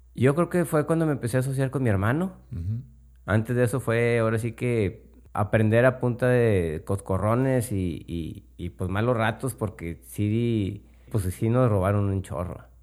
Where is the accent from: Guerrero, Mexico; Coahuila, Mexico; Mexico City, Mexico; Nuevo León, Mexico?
Nuevo León, Mexico; Monterrey; Yo soy de Monterrey